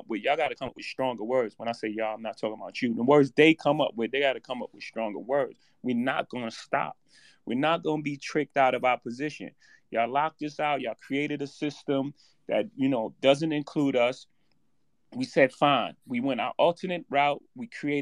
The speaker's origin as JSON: {"language": "English", "town": "New York City", "region": "New York", "country": "United States", "tie": "born or raised there", "said": "I come from Marcy Projects. In my first house, 615 Lexington Avenue, my grandmother's house"}